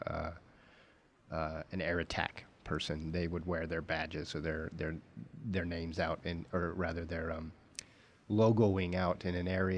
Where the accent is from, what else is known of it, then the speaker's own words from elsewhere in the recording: Idaho, United States; also born or lived in Wyoming; growing up in Idaho and Wyoming